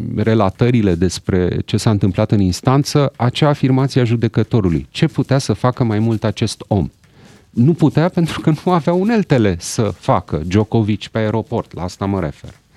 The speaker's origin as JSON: {"language": "Romanian", "country": "Romania", "said": "noi românii"}